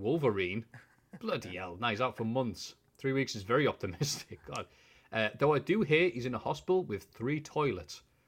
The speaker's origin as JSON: {"language": "English", "town": "Bishop Auckland", "region": "North East England", "country": "United Kingdom", "said": "I am from Bishop Auckland."}